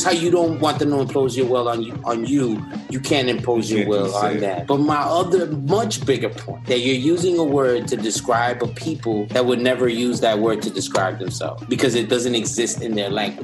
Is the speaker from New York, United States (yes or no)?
yes; New York, United States; We're from New York